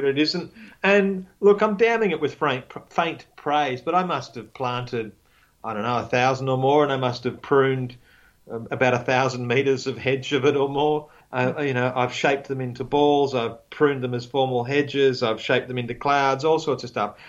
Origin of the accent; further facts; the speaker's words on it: Australia; I'm Australian